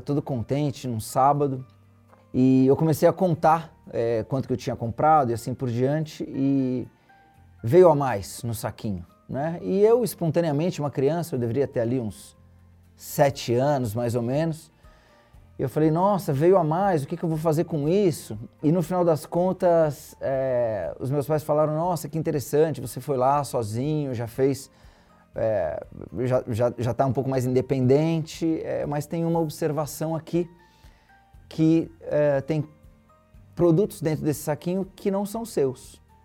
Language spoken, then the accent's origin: Portuguese; Santos, São Paulo, Brazil; eu sou de Santos, litoral de São Paulo. Uma infância é, pé no chão. Os meus pais moram na mesma casa que eu nasci até hoje.